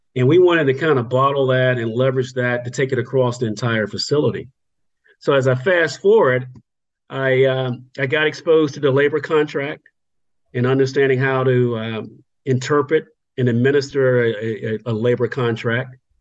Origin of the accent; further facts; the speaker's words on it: Virginia, United States; moved away as an adult; also born or lived in North Carolina; now in Freehold, New Jersey, United States; growing up in Virginia, and that led me all the way through high school